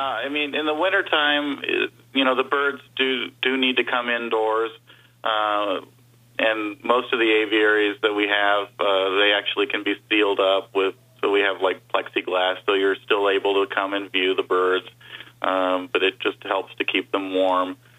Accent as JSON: {"language": "English", "town": "Burbank", "region": "California", "country": "United States", "tie": "born or raised there", "moved": "as an adult", "lives_now": "Las Vegas, United States", "said": "I grew up in Burbank, California."}